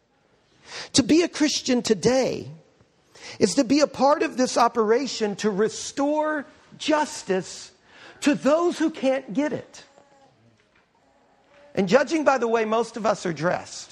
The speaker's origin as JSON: {"language": "English", "town": "New Orleans", "region": "Louisiana", "country": "United States", "tie": "born or raised there", "said": "I was born in New Orleans"}